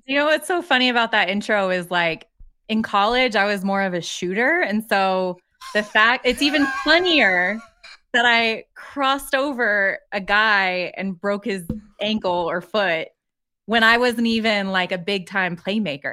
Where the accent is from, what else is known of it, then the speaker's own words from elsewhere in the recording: Colorado, United States; I grew up in Colorado